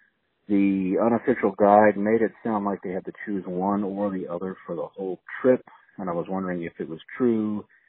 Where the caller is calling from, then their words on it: Charleston, South Carolina, United States; I'm from Charleston, South Carolina. I'm a longtime DVC member